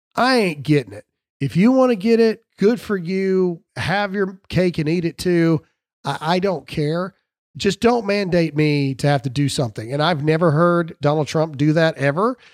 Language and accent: English; the South, United States; I am from the South